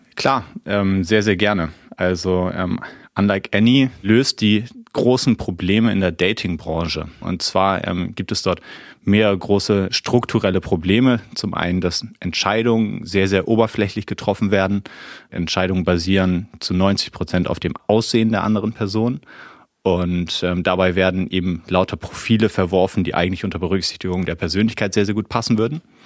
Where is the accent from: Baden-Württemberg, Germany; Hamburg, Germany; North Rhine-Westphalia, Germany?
Hamburg, Germany; moved away; ich bin äh, ja gebürtiger Hamburger